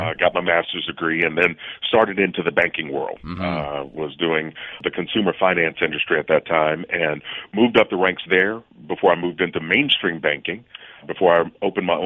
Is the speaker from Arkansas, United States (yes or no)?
no; Kentucky, United States; I'm a small town Kentucky boy, mm-hmm. born and raised, and was raised by a single mom, mm-hmm. um, had a big extended family with uncles and aunts